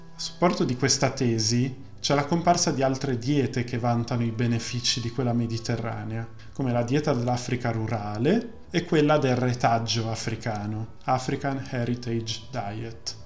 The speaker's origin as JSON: {"language": "Italian", "town": "Milan", "region": "Lombardy", "country": "Italy", "said": "sono di Milano"}